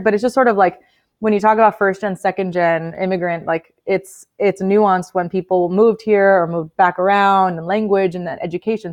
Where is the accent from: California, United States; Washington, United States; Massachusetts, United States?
California, United States; Oxnard; first language Spanish; English is a second language; I'm born and raised in Oxnard